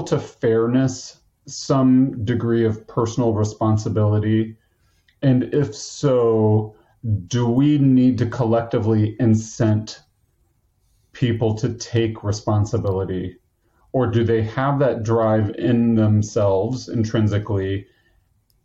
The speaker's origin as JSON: {"language": "English", "country": "United States", "said": "I'm an American"}